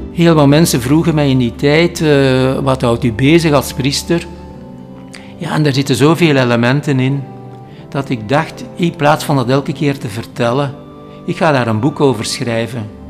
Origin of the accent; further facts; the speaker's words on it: Halle, Flanders, Belgium; ik ben in Alle geboren